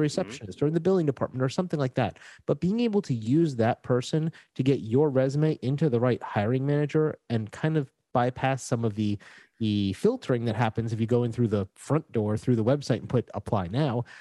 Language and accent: English; Florida, United States; moved away as an adult; now in Puerto Rico; I was gro-, born and raised in Florida, so I was used to very flat, hot places. And when I moved to Puerto Rico